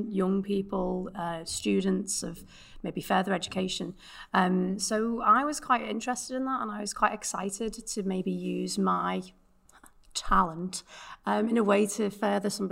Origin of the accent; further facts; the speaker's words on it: Liverpool, North West England, United Kingdom; accent: Liverpudlian; my Liverpudlian accent